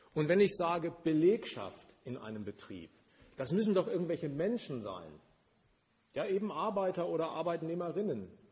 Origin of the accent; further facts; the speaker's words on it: Germany; Das war mit meiner Geburt entschieden. Ich war Deutscher